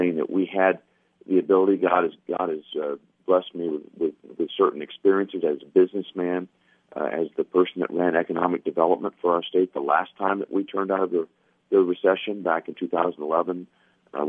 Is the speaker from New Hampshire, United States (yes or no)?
no; Gallatin, Tennessee, United States; I'm from Sumner County